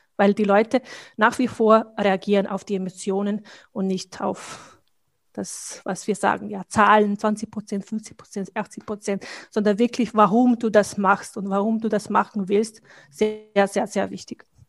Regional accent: Bosnia & Herzegovina; German is a second language; moved away as an adult; now in Austria; Ich komme aus Bosnien

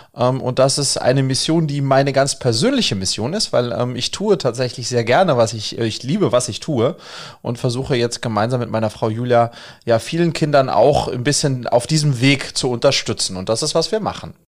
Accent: Wiesbaden, Hesse, Germany; ich bin in Wiesbaden groß geworden

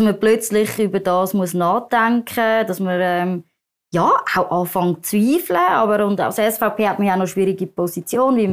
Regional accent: Zurich, Switzerland; ich bin in der Schweiz aufgewachsen

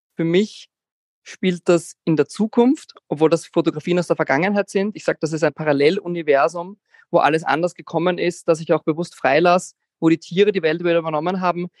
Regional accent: Vienna, Austria; Ich bin aus Wien, 33 Jahre

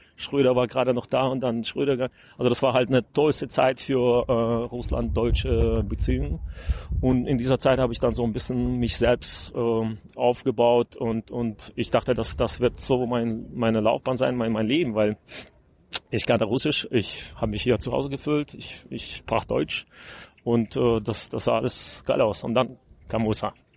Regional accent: Gomel, Gomel Region, Belarus; German is a second language; moved away; also born or lived in Cologne, Germany / Berlin, Germany / United States; Ich bin aus Gormel. Ich bin da ähm, ein bisschen aufgewachsen

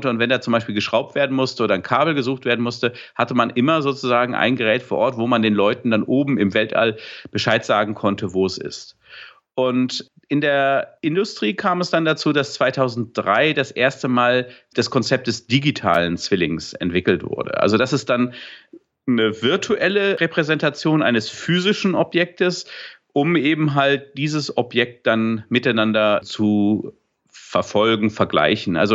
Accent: Dortmund, North Rhine-Westphalia, Germany; oder beim Bayern München Trikot, was ich mir natürlich als Dortmunder nie kaufen würde.

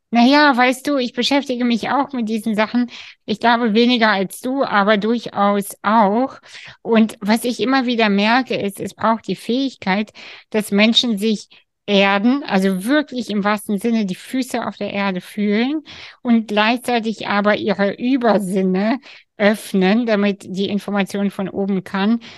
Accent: Kazakhstan; moved away; ich bin aus Kasachstan

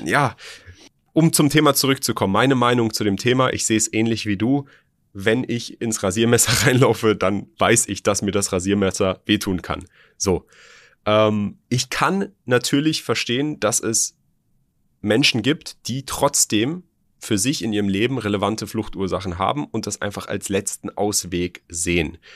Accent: Germany; hier bei uns in Deutschland

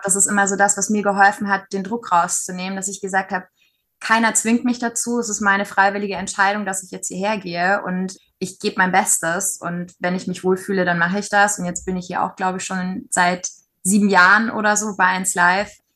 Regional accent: Nuremberg, Bavaria, Germany; moved away as an adult; also born or lived in Berlin; Klar, war und ist auch meine Heimat

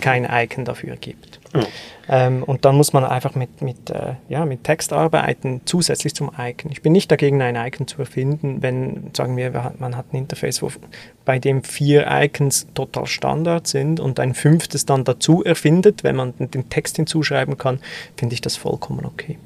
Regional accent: German-speaking Swiss, German-speaking Switzerland, Switzerland; als Schweizer, als Deutschschweizer

